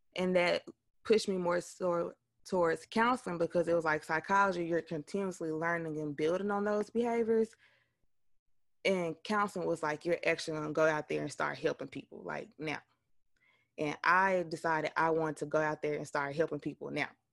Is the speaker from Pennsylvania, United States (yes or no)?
no; West Helena, Arkansas, United States; I am originally from West Helena, Arkansas.